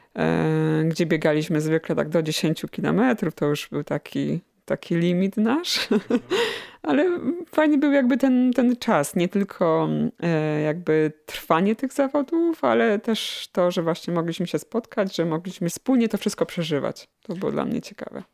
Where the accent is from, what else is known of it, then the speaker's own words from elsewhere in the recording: Chełmiec, Lesser Poland, Poland; moved away as an adult; also born or lived in Kraków; now in Radków, Poland; wychowałam się w, pod Nowym Sączem w Chemcu